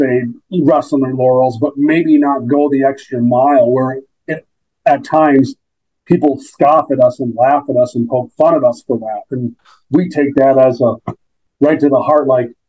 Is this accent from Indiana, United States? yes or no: no; Minnesota, United States; born there; I was born in Minnesota. We moved to Rogers in like 2013, 2014.